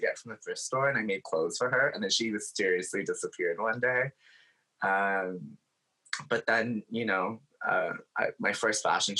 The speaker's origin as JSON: {"language": "English", "town": "Hamilton", "region": "Ontario", "country": "Canada", "tie": "born or raised there", "said": "I grew up in Hamilton, Ontario, and I was split between kind of the areas of Hamilton and Stoney Creek growing up"}